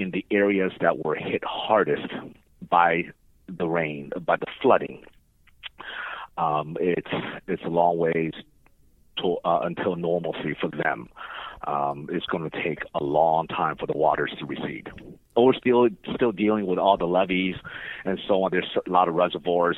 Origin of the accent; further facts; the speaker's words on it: California, United States; now in Houston, United States; I'm from California